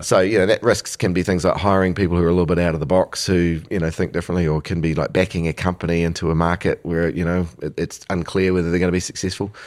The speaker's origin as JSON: {"language": "English", "country": "New Zealand", "tie": "born or raised there", "said": "born here in the, in the seventies and eight, and eighties"}